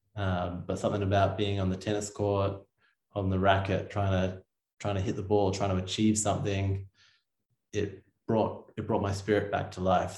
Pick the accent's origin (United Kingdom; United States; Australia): Australia; Sydney, New South Wales; I grew up in Sydney, Australia